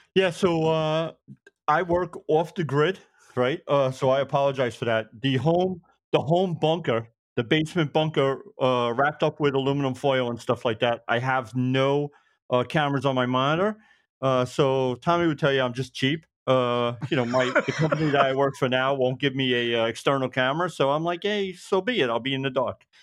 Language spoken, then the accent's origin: English; Brooklyn, New York, United States; moved away as an adult; now in Suffolk County, United States; I'm born and raised in Brooklyn, living out, uh, Suffolk County now